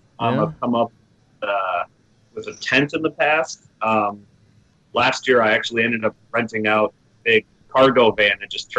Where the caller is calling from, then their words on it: Orlando, Florida, United States; I'm... sunny Orlando, Florida.